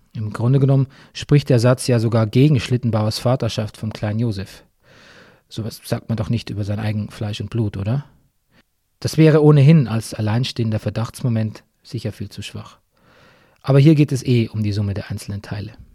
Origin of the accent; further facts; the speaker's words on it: Bavaria, Germany; in meiner Heimat Bayern